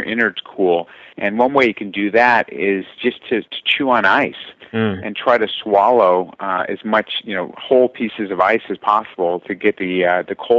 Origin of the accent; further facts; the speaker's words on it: South Orange County, Southern California, United States; I grew up in Southern California, which is kind of nice. I was down there in South Orange County.